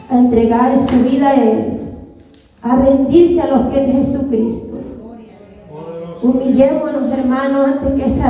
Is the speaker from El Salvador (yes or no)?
yes; El Salvador; como soy de mi país, mi nación, El Salvador